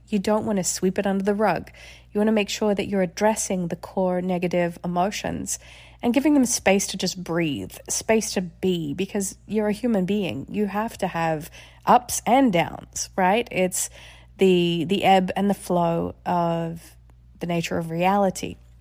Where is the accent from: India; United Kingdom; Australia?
Australia; moved away; I grew up in Australia.